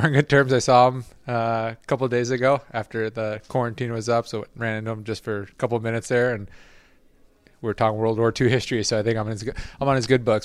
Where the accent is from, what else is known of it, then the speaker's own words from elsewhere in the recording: Quebec, Canada; moved away; I grew up, I, I was born in Quebec, so I understand it well. I don't speak it too well.